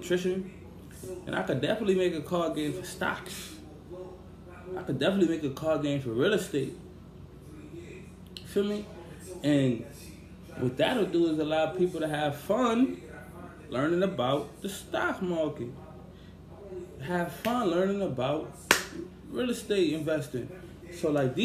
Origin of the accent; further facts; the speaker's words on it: New York City, New York, United States; I grew up in Brownsville, Mitchell Projects, Bronx